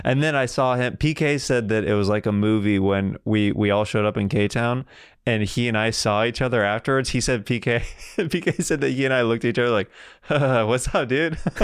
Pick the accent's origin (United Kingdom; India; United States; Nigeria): United States; Kansas; I'm from Kansas